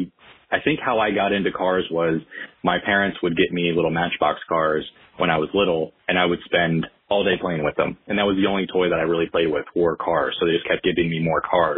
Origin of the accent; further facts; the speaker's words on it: South Florida, United States; I'm from South Florida in between Palm Beach to Miami